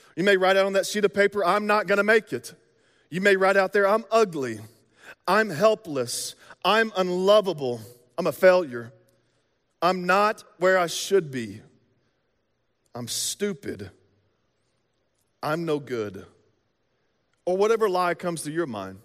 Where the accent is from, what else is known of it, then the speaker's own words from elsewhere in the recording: the South, United States; now in Midwest, United States; we're from the South